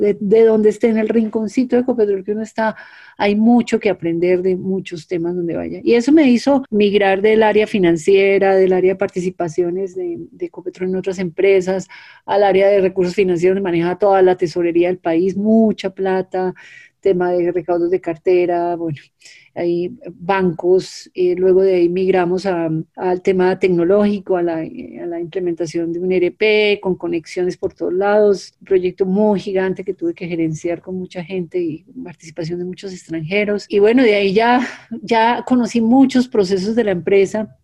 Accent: Colombia; fui la primera mujer colombiana

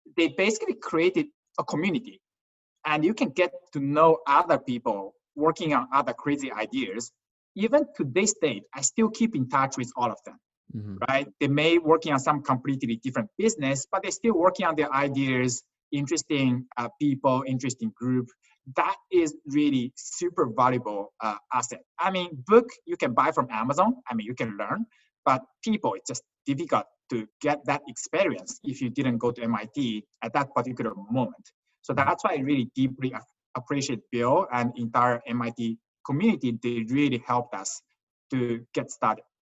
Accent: Qingdao, Shandong, China; moved away; I was born in China, a town called Qingdao.

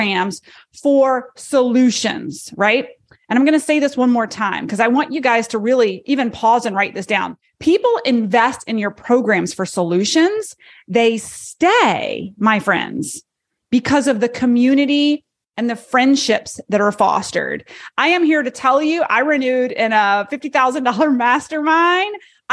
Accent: Charlotte, North Carolina, United States; my hometown, Charlotte, North Carolina

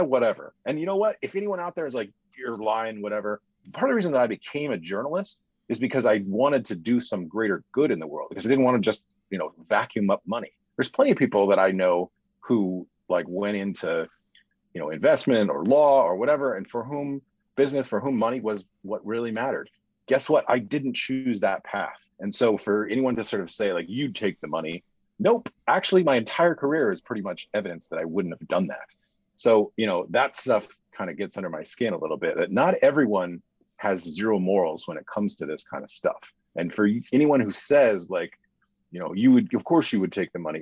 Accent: United States; I, as an American citizen

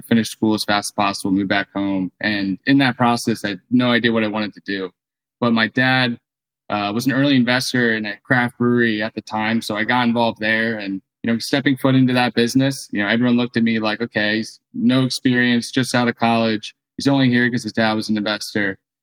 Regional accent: New Jersey, United States; moved away as an adult; also born or lived in Santa Barbara; I grew up in New Jersey, right outside of Philly

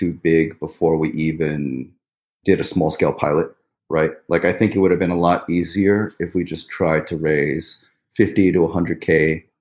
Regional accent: New York City, New York, United States; moved away as an adult; also born or lived in Pittsburgh, Pennsylvania; now in northern New Jersey, United States; I grew up in Forest Hills, New York.

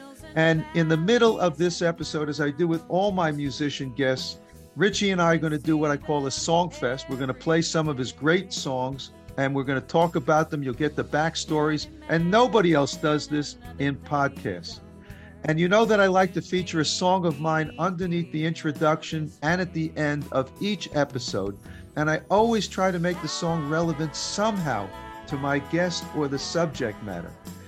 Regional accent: New York City, New York, United States; I grew up in New York City.

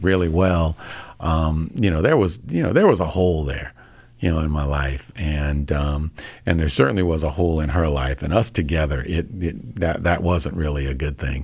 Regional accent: Hempstead, New York, United States; moved away as an adult; also born or lived in New Hampshire / Minnesota; Born and raised. I grew up in Hempstead or West Hempstead, New York

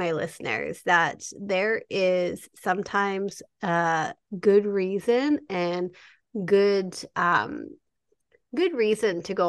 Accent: Canada; I'm Canadian

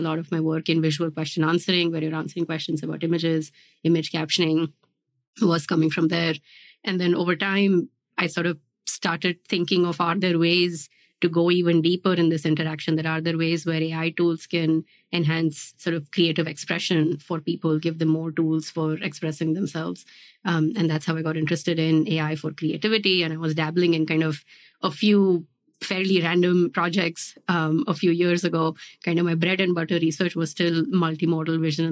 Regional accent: India; moved away as an adult; also born or lived in New Jersey, United States / Pittsburgh, United States / Virginia, United States / Georgia, United States; now in United States; my background is that I grew up in India and then I moved to the US after high school

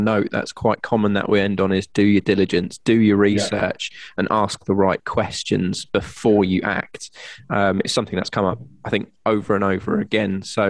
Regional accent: North East England, United Kingdom; And I do know the Northeast. You wouldn't know from my accent, but I am from around those parts, and good areas are available.

